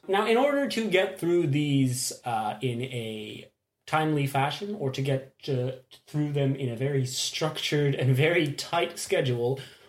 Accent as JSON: {"language": "English", "country": "Belgium", "said": "we are from Belgium."}